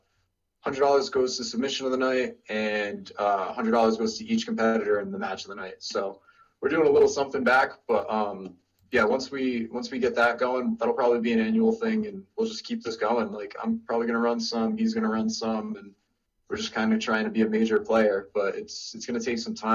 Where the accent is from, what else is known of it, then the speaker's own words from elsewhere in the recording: Rhode Island, United States; But originally I'm from Rhode Island.